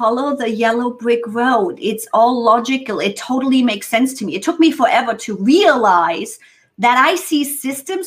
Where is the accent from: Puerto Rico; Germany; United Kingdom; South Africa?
Germany; first language German; English is a second language; moved away as an adult; now in United States; I'm native German